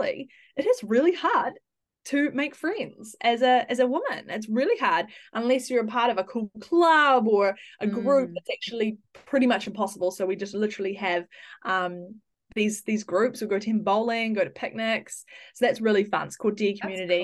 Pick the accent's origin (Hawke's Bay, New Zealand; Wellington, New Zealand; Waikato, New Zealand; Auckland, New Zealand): Auckland, New Zealand; I'm from New Zealand, born in Auckland